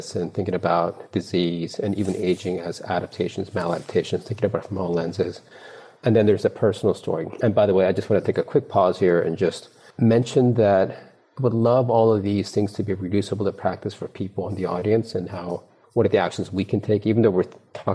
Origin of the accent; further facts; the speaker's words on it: East Coast, United States; moved away as an adult; also born or lived in Korea; now in Silicon Valley, United States; I was raised in the East Coast, went to school in the East Coast